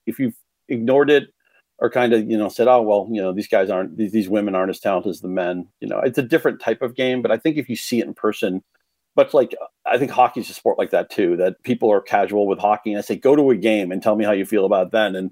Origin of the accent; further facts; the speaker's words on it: Chelmsford, Massachusetts, United States; My hometown Chelmsford